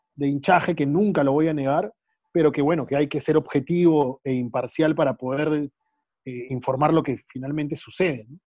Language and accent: Spanish; Callao, Peru; soy orgulloso y feliz de ser del Callao